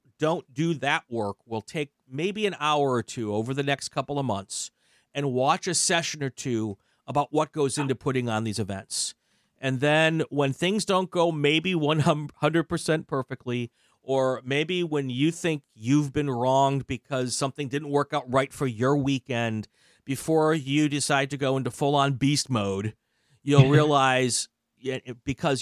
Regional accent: Midwest, United States; also born or lived in East Coast; now in Los Angeles, United States; I grew up in the Midwest and I, you know, lived all up and down the East Coast

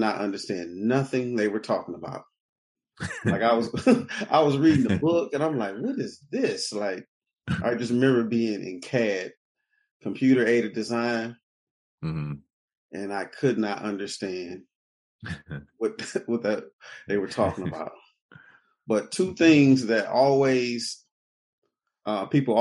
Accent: Detroit, Michigan, United States; I'm from Detroit, born and raised on the east side of Detroit

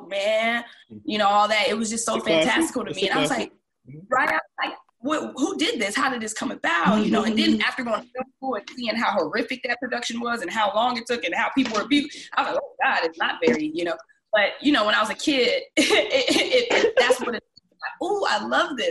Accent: Columbus, Mississippi, United States; moved away; I grew up in Mississippi, in a small town, Columbus, Mississippi

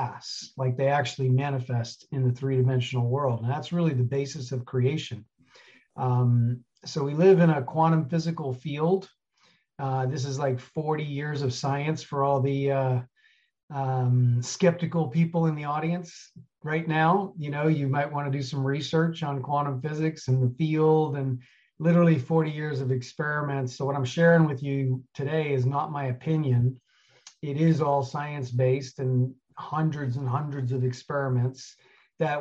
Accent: New York City, New York, United States; moved away as an adult; also born or lived in Colorado / Alaska; I grew up in New York City, 1984, went to Colorado

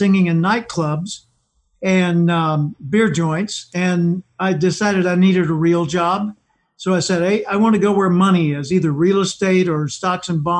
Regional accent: Little Rock, Arkansas, United States; I grew up in Little Rock, Arkansas.

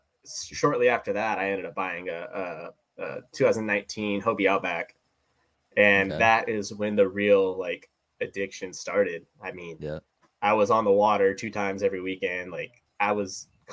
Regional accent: Ridgecrest, California, United States; moved away as an adult; also born or lived in Petaluma, California; So I'm from Southern California, actually. I'm from this little town in the middle of nowhere called Ridgecrest, California. It's just east of Lake Isabella.

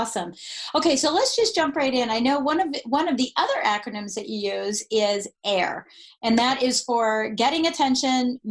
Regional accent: Colorado, United States; I'm from Colorado

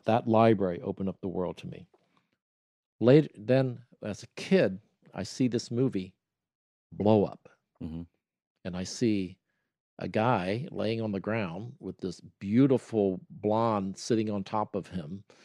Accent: Columbus, Ohio, United States; moved away; also born or lived in New York; I'm from Columbus, Ohio

